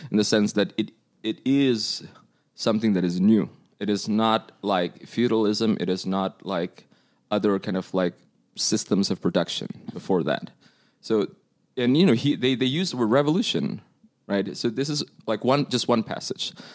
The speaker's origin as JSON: {"language": "English", "country": "Indonesia", "moved": "yes", "lives_now": "United States", "said": "I'm from Indonesia"}